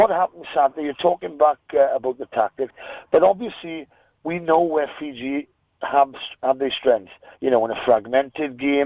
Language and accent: English; Wales, United Kingdom; as a Welshman